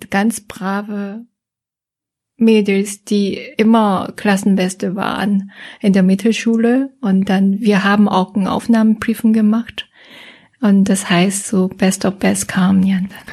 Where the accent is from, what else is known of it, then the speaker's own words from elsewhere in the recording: Seoul, South Korea; German is a second language; moved away as an adult; now in Germany; Ich komme aus Seoul, äh, Südkorea ist ja Hauptstadt von Südkorea. Ja, und bin dort aufgewachsen auch